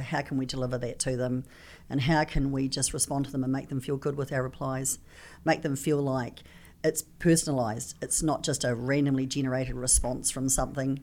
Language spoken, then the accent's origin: English; New Zealand; I come from New Zealand. I talk a little funny